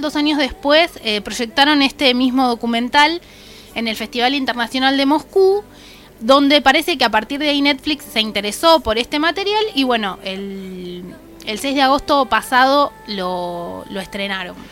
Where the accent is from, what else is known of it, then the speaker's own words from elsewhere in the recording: Argentina; castellano estilo argentino